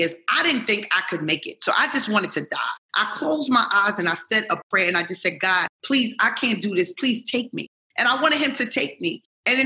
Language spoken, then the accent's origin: English; New York City, New York, United States; I grew up in New York City